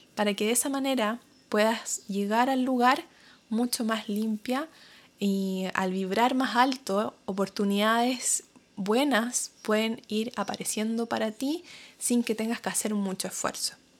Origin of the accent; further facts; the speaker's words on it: Chile; moved away as an adult; now in New Zealand; yo soy de Chile, hablo español em, y no sabía inglés cuando me vine a Nueva Zelanda